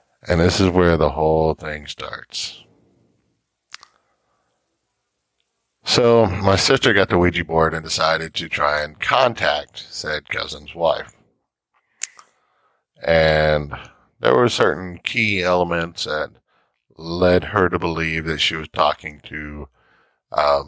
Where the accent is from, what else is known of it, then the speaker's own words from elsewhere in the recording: Fort Worth, Texas, United States; I was born on Carlsbad Air Force Base here in Fort Worth, Texas